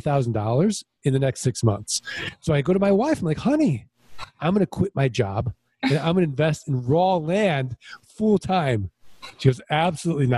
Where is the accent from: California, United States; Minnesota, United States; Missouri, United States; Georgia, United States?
Missouri, United States; St. Louis; I'm from St. Louis, Missouri. I'm from the show me state.